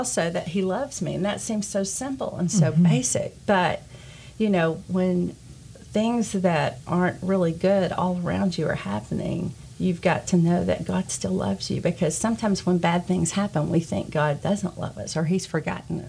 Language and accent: English; Cleveland, United States; moved away; to move back to my hometown of Cleveland